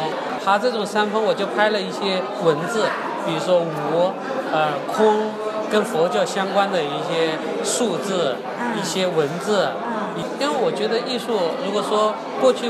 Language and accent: Chinese; Sichuan, China; 比如我回到呃我老家，因为我